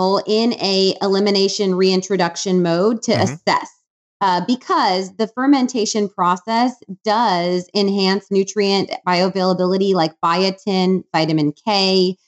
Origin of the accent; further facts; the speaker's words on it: Wisconsin, United States; now in Austin, United States; I'm from Wisconsin